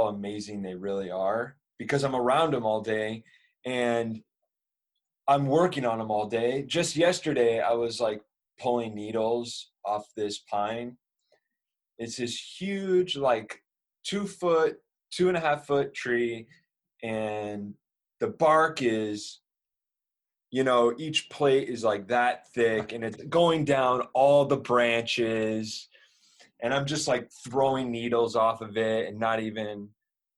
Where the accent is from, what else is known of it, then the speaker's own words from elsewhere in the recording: Northern California, United States; moved away as an adult; now in Japan; I'm from Northern California, and I am doing a apprenticeship